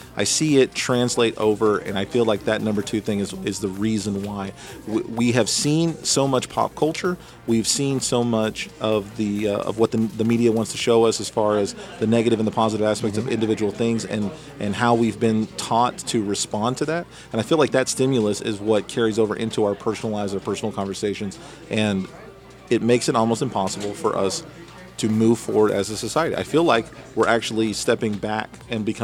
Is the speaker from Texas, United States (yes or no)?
yes; Texas, United States; I'm from Texas, so that's just how we talk